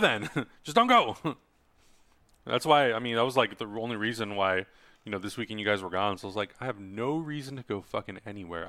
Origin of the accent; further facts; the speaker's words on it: Czechia; now in United States; my home country, Czech Republic